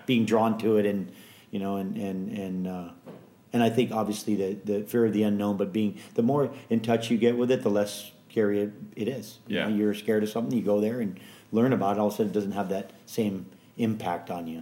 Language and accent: English; Hawaii, United States; born or raised there; also born or lived in San Francisco, California